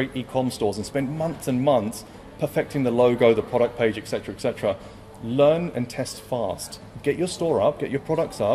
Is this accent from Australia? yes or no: no; London, United Kingdom; Brought up in London.